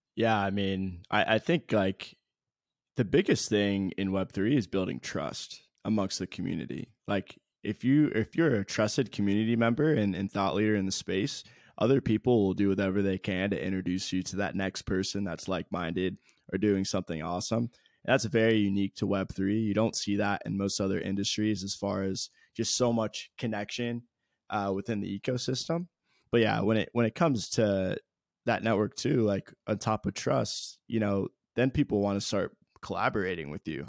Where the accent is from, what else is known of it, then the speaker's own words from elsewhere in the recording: Columbus, Ohio, United States; born and raised in Columbus, Ohio